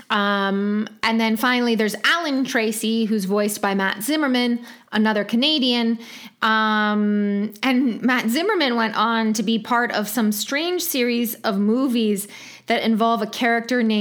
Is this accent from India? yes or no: yes; India; I'm from India and I know how